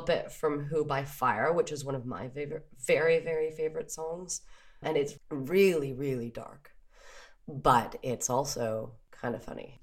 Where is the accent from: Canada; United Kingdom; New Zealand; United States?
Canada; moved away; also born or lived in Paris; we're Canadian